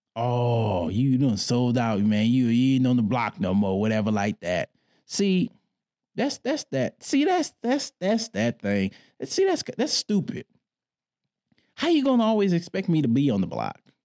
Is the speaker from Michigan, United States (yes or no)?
yes; Detroit, Michigan, United States; I grew up in Detroit